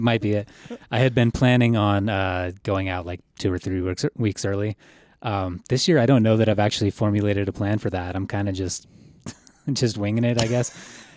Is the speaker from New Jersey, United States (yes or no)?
no; Colorado, United States; I grew up in Colorado